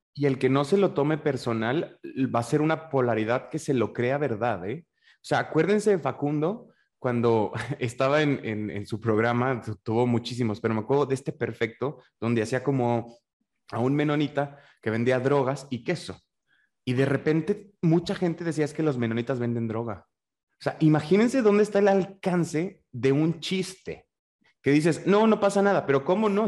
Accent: northern Mexico, Mexico; por norteño

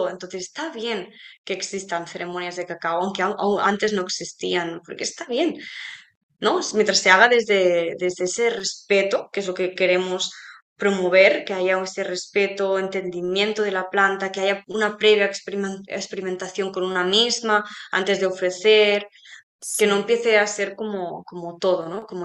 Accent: Spain; a ver, nosotros somos españolas

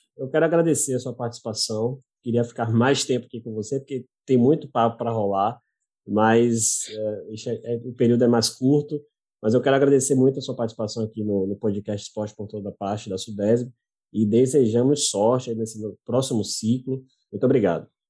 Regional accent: Bahia, Brazil; eu, como baiano

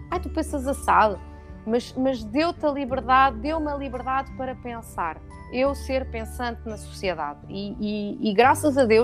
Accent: France; eu {S1} estou no e sou francês. Epá, e foi uma. Um, é um, Bah, a França é um Estado social, não é?

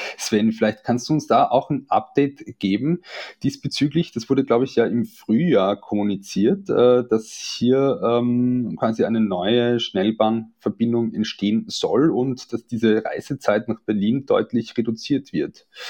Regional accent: Carinthia, Austria; now in Vienna, Austria; bin ich aus Kärnten und ähm, äh, wohne ja in Wien hier und arbeite in Wien und besuche manchmal die Familie

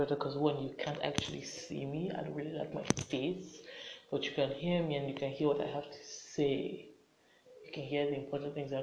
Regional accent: Lagos, Nigeria; accent: Nigerian; I'm growing up in Lagos. It's a state in Nigeria. Many of you that are listening know already from my accent that I am Nigerian and I live in Lagos

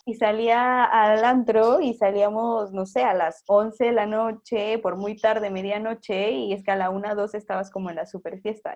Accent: Mexico; moved away as an adult; also born or lived in Peru; now in Spain; soy mexicana, estoy en mi tierra, ¿sabes? En mi país, con mi gente

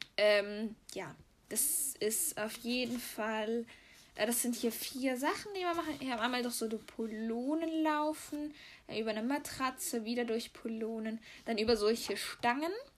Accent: Switzerland; wir kommen hier aus der Schweiz

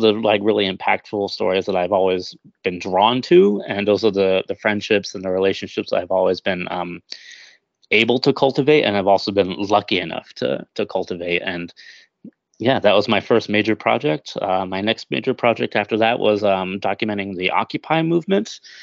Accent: Chelsea, Vermont, United States; general store in Chelsea, Vermont, my hometown

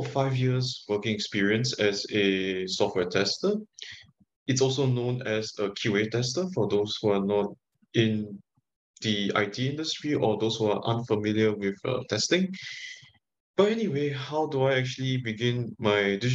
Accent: Singapore; moved away as an adult; now in Lisbon, Portugal; originally I'm from Singapore.

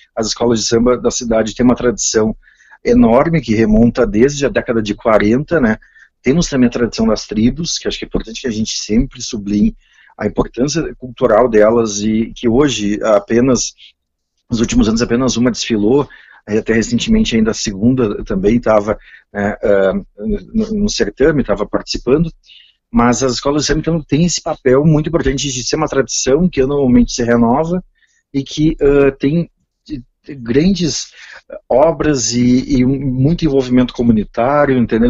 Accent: São Sebastião do Caí, Rio Grande do Sul, Brazil; moved away as an adult; also born or lived in Porto Alegre; now in Brasília, Brazil; Natural, nós somos de São Sebastião do Caí

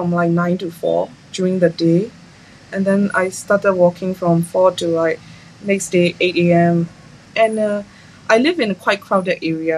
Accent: a small town in upper Myanmar, Myanmar; now in Yangon, Myanmar; I am from a small town in Myanmar, in the upper part of Myanmar. My hometown is like quite peaceful

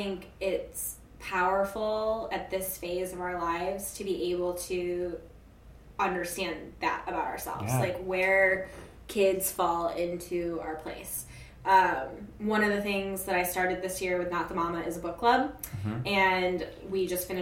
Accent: Alaska, United States; also born or lived in Chicago; now in New York, United States; I'm from Alaska

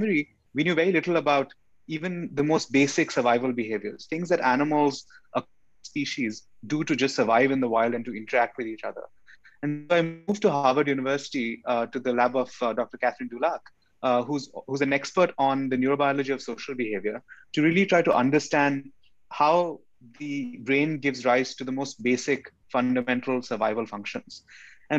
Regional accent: India; moved away as an adult; also born or lived in Chandigarh, India / New Delhi, India / New York City, United States; now in San Diego, United States; I grew up in India. I was born in India and I grew up in India.

